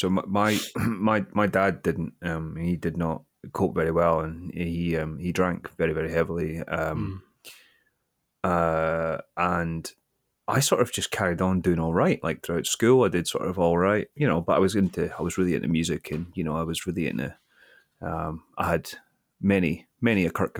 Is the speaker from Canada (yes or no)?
no; Kirkcaldy, Scotland, United Kingdom; born there; So I was born in Kirkcaldy in 1985.